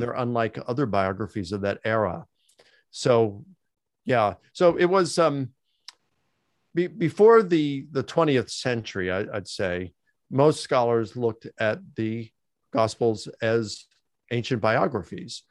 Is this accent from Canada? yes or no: no; Baltimore, Maryland, United States; I grew up in Baltimore, Maryland